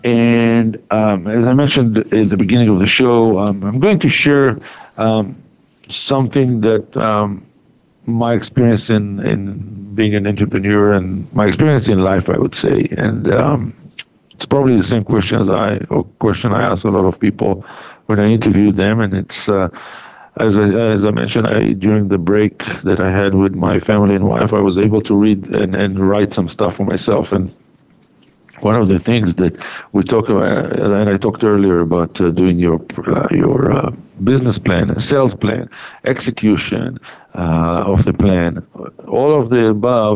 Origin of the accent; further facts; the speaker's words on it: Israel; moved away as an adult; I was born and raised in Israel